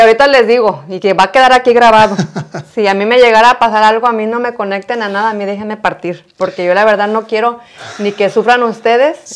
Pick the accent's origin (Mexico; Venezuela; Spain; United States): Mexico; nosotros como mexicanos